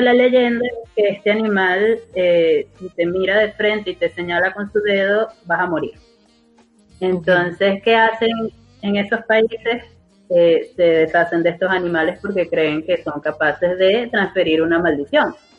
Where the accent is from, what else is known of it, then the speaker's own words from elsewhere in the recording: Venezuela; yo como venezolana